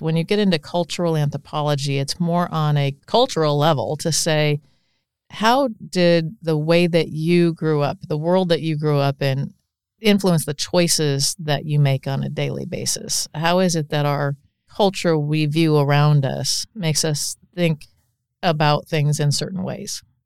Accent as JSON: {"language": "English", "town": "Council Bluffs", "region": "Iowa", "country": "United States", "tie": "born or raised there", "said": "I grew up just outside Council Bluffs"}